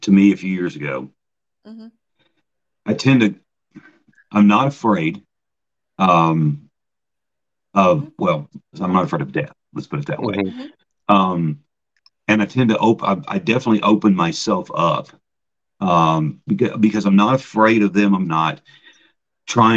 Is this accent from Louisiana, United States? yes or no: no; Gatlinburg, Tennessee, United States; moved away as an adult; also born or lived in Mount Pleasant, Iowa; now in Brodhead, United States; I was from Gatlinburg